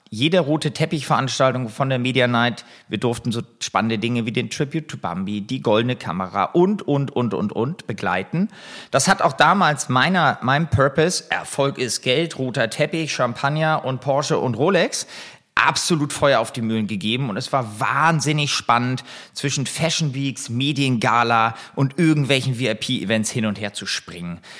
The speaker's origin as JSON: {"language": "German", "town": "Buchholz in der Nordheide", "region": "Lower Saxony", "country": "Germany", "tie": "born or raised there", "also_born_or_lived": "Hamburg", "said": "ich bin in Hamburg geboren, bin ähm, dann relativ schnell mit meinen Eltern äh, aufs Land bzw. in die Vorstadt gezogen, nach Buchholz in der Nordheide."}